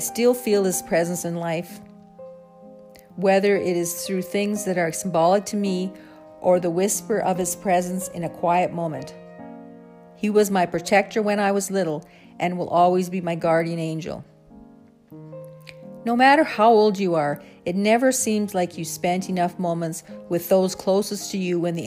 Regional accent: the Canadian prairies, Canada; growing up on the Canadian prairies

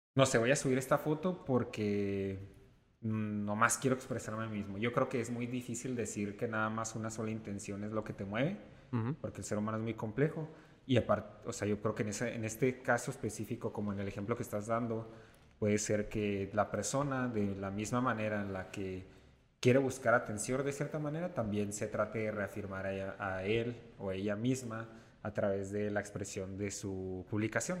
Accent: Mexico; soy pues completamente mexicano, como el mexicano tradicional

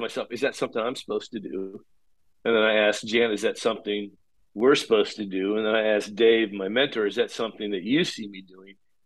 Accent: Paola, Kansas, United States; moved away as an adult; also born or lived in Chicago; now in Kansas City, United States; Kansas City was kind of my hometown where we'd grown up, just outside the southern part of the city, actually in rural in Payola, Kansas

